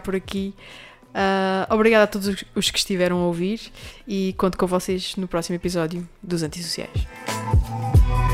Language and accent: Portuguese; Terceira, Azores, Portugal; moved away; É a minha terra, é a minha casa